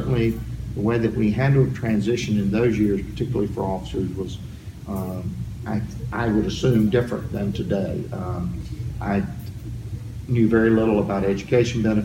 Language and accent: English; Bolivia, North Carolina, United States; accent: Southern; I am from a little town of Bolivia, North Carolina